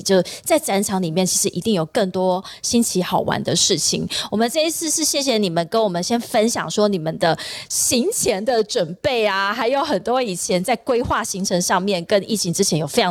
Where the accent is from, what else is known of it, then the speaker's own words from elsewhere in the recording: Taiwan; 或者是我们台湾人飞过去的话，